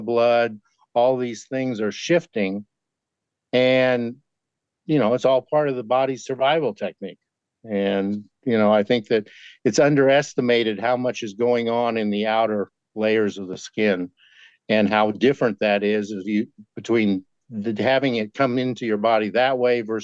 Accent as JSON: {"language": "English", "region": "Kansas", "country": "United States", "tie": "born or raised there", "said": "I grew up in Kansas"}